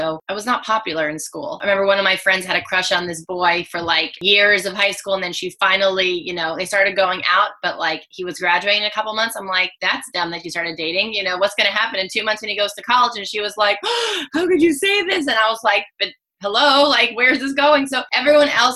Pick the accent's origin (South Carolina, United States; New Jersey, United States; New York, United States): New Jersey, United States; I grew up in New Jersey, right outside of Manhattan.